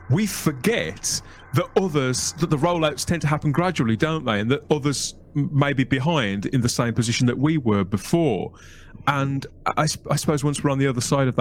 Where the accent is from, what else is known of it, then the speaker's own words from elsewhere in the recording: United Kingdom; as a Brit.